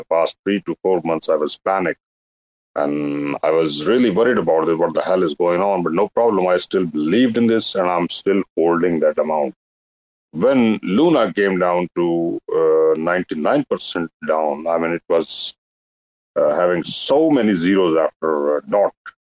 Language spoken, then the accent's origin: English; Pakistan; from Pakistan.